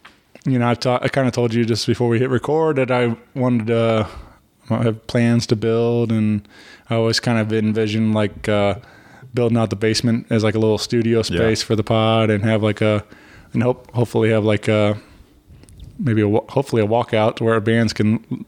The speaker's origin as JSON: {"language": "English", "town": "Wentzville", "region": "Missouri", "country": "United States", "tie": "born or raised there", "said": "We were growing up in Wentzville."}